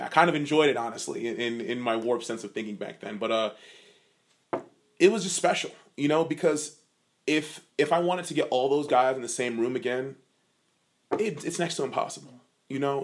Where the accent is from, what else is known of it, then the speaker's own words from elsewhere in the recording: Virginia Beach, Virginia, United States; I'm from Virginia Beach